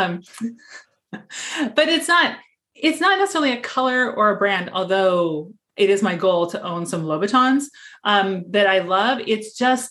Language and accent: English; Montana, United States; now in Phoenix, United States; We live here in Phoenix, but I'm originally from Montana. So I kind of have a farmer background